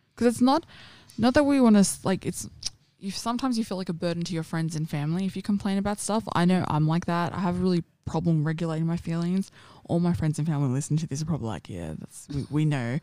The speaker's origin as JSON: {"language": "English", "town": "Sydney", "region": "New South Wales", "country": "Australia", "tie": "born or raised there", "said": "I grew up in Parramatta and Penrith"}